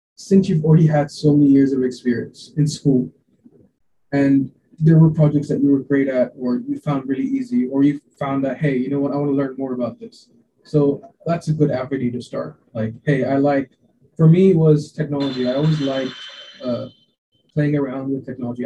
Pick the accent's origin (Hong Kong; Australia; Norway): Hong Kong; also born or lived in India; I was born in India a uh, long time back, and then I moved to Hong Kong when I was quite young.